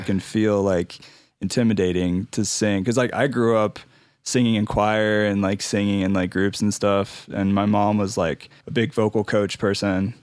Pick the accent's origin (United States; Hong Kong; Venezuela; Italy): United States; Ohio; also born or lived in Indianapolis, Indiana; now in Denver, United States; I'm from Ohio originally. I like to say I'm from Ohio 'cause that's just my people.